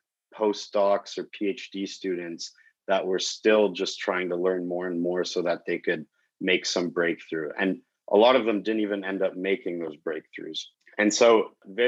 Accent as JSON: {"language": "English", "town": "Calgary", "region": "Alberta", "country": "Canada", "tie": "born or raised there", "also_born_or_lived": "Belgium / Europe / Toronto", "said": "Eventually, I ended up moving to Calgary, Alberta"}